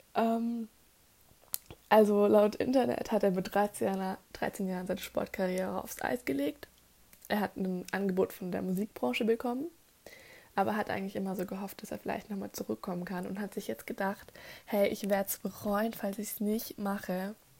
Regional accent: Germany; bei uns in Deutschland

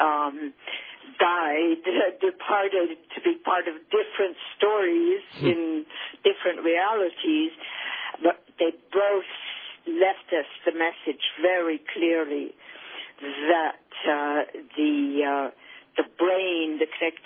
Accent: Paris, Île-de-France, France; moved away; I grew up in Paris, which I found to be a privilege because Paris is such a beautiful city

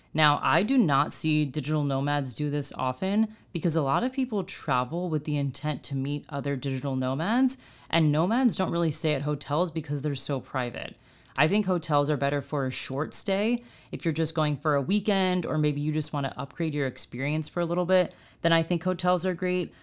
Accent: United States; as an American

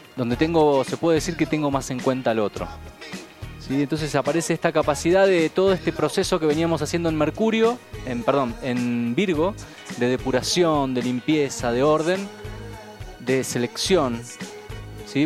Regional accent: Buenos Aires, Argentina; yo nací en Buenos Aires

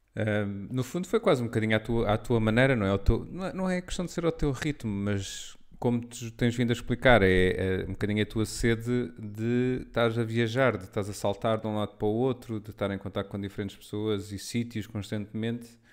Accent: Lisbon, Portugal; cresci, não é? eu sou, sou de Lisboa

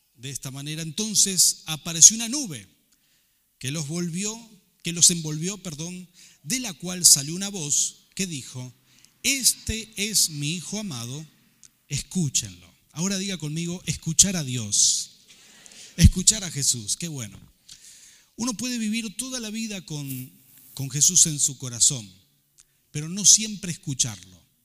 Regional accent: Rafaela, Santa Fe, Argentina; moved away as an adult; also born or lived in Buenos Aires; salí de Rafael, acostumbrado a hacer todo según los valores con los que me había criado

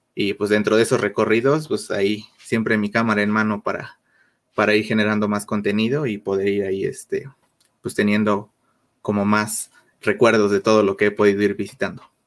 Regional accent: Mexico City, Mexico; soy, soy de aquí de México, de la Ciudad de México, precisamente

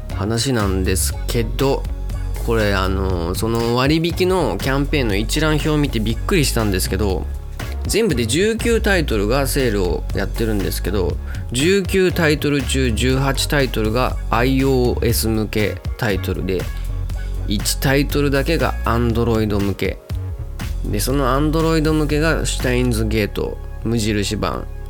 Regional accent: Itabashi, Tokyo, Japan; うちの地元板橋区っていうところがあるんですけど

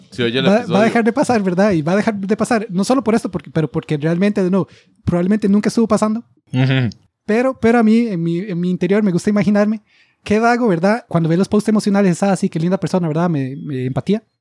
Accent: United States; Spanish is a second language; como yo soy la gringa

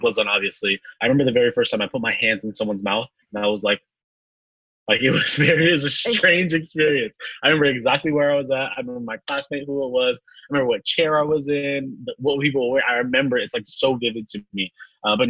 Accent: San Francisco, California, United States; now in Los Angeles, United States; Born and raised in San Francisco, California.

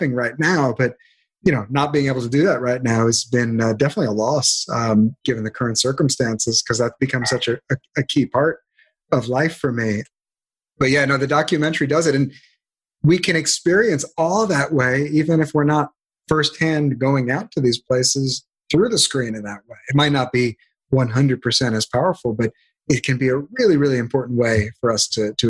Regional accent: New York City, New York, United States; now in California, United States; I grew up in Brooklyn, New York

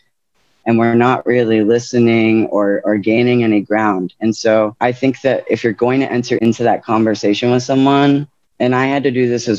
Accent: New Orleans, Louisiana, United States; moved away; also born or lived in Lafayette, Louisiana; growing up in New Orleans

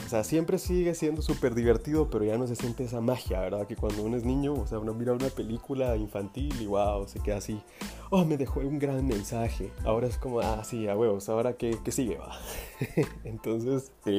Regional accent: Guatemala; acá en mi país, que pues yo soy de Guatemala

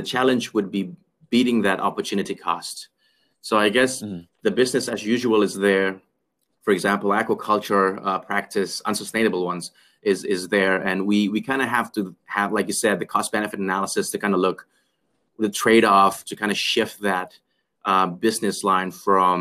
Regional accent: Jakarta, Indonesia; Growing up in Jakarta, I mean, like, it's a city life

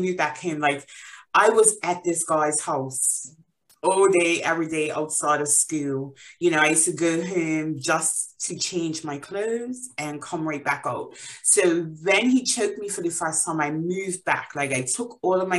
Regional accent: Bermuda; moved away as an adult; now in England; So I am originally from Bermuda. I was born and raised there. I moved to England about 8 years ago

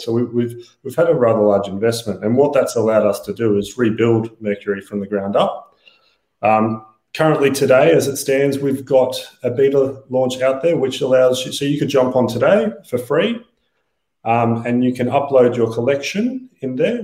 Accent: Australia; we're Australian

